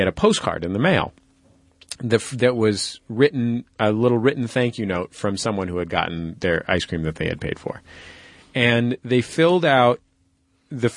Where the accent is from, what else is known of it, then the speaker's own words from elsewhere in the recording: San Francisco, California, United States; I'm from San Francisco too